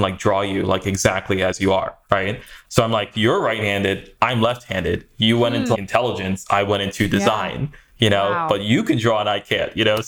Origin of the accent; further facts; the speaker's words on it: Maryland, United States; also born or lived in New York / Sweden / Trinidad; So I was born in New York, spent some time in New York and Sweden and Trinidad, South America area growing up. But by the time I got to high school, I was fully situated in Maryland.